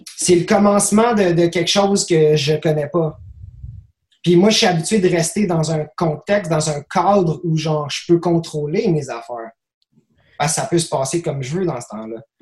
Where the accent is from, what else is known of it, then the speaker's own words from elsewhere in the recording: Quebec, Canada; je suis blanc, je suis québécois, je parle français